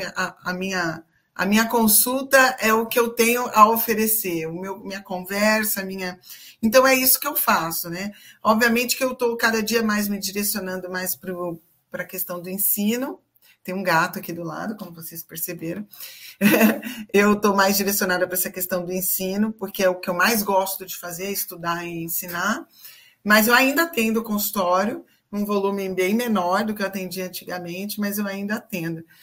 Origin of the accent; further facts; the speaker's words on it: Campinas, São Paulo, Brazil; eu sou de Campinas, né? Para quem não sabe, eu sou de Campinas, eu atendo aqui presencialmente.